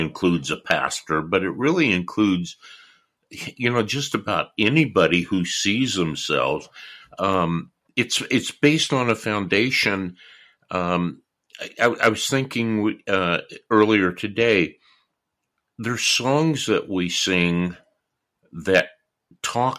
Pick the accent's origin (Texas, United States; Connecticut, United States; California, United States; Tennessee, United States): California, United States; moved away as an adult; also born or lived in New York; I was born and raised in California.